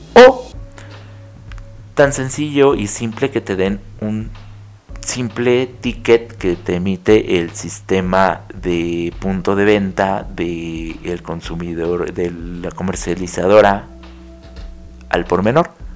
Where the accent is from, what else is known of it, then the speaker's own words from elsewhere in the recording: Mexico; somos 130 millones de mexicanos viviendo en este país